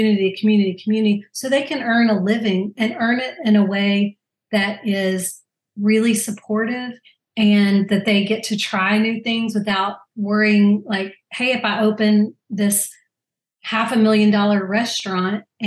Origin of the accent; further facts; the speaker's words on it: Louisiana, United States; I'm from Louisiana